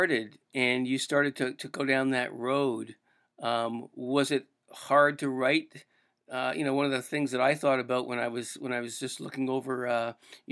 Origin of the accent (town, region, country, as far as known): Canada